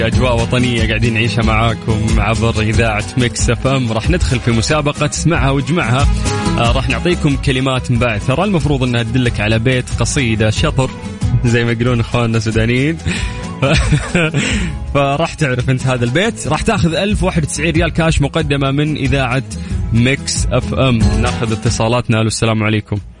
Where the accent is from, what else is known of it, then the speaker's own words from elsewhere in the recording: Al Lith, Makkah Province, Saudi Arabia; من أهل الليث